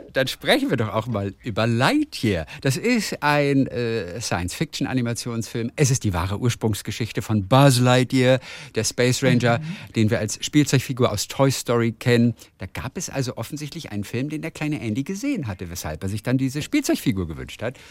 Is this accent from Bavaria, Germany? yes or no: no; Schwarzenbek, Schleswig-Holstein, Germany; ich bin aufgewachsen in Schwarzenbeek